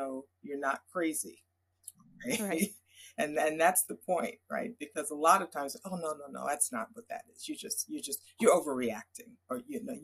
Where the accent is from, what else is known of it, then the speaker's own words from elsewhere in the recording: New York area, United States; I grew up in the New York area